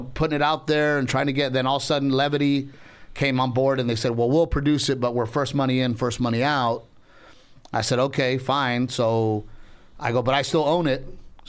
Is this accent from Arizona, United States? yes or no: no; Corpus Christi, Texas, United States; My first special, because I'm from the Corpus Christi area, I walk into the arena with my wife